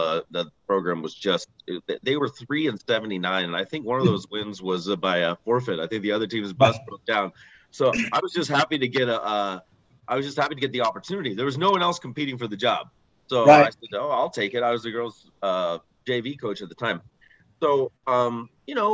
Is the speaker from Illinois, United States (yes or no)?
no; San Mateo, California, United States; I grew up in San Mateo, California